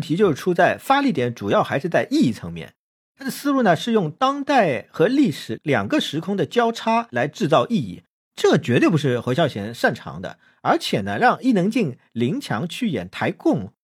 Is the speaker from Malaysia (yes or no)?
no; China; 听说我们是大陆来的